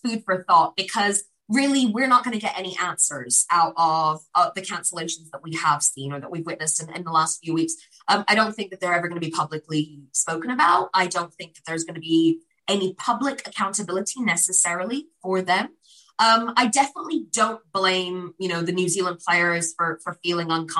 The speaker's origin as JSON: {"language": "English", "country": "United Kingdom", "said": "as a British Pakistani"}